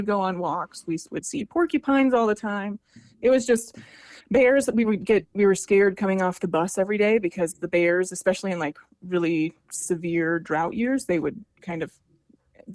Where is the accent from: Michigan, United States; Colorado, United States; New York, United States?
Colorado, United States; La Veta; I grew up in La Vida, Colorado, which is about, it's got a population of 1,000 people in Southern Colorado